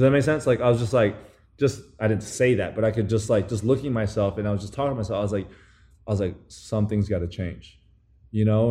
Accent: Taiwan; moved away as an adult; also born or lived in New Zealand; now in United States; I grew up in New Zealand and Taiwan

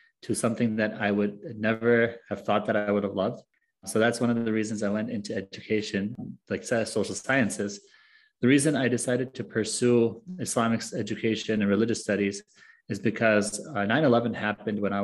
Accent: United States; also born or lived in Egypt; I was born and raised in the United States

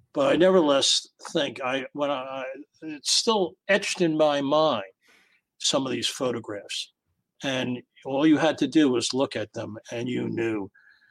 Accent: United States; as an American

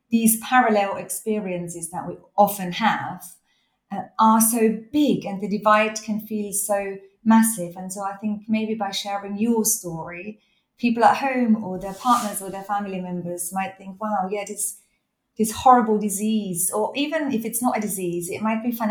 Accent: Austria; I know. Growing up in Austria, I could knock back a schnapps.

